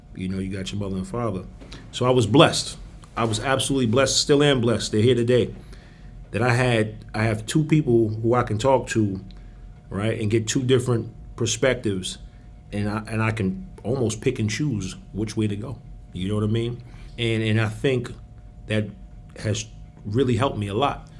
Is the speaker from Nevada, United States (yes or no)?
no; New York, United States; moved away; I'm from New York